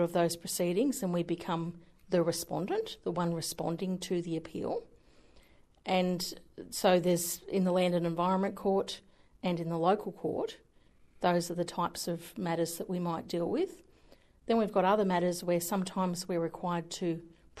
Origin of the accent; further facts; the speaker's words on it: Hawkesbury area, western outskirts of Sydney, New South Wales, Australia; moved away as an adult; now in Newcastle, Australia; I was born out in the Hawkesbury area, which is sort of out Windsor, Richmond, the outskirts, very extreme western outskirts of Sydney, Blue Mountains.